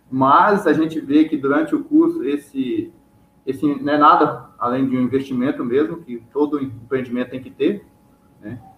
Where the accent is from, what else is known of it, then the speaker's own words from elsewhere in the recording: Palmas, Tocantins, Brazil; eu sou de Palmas, Tocantins.